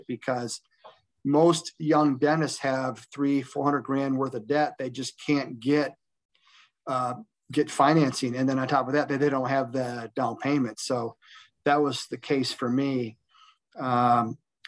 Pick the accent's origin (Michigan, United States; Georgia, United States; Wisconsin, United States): Michigan, United States; also born or lived in Fenton, Michigan; I ended up going back to my roots, and I worked for a little bit in my hometown, and then I found a great place just south of that in Fenton, Michigan